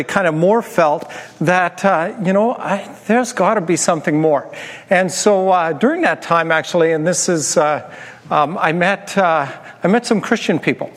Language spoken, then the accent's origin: English; Turtleford, Saskatchewan, Canada; when I was growing up in Turtleford, Saskatchewan, in northern Saskatchewan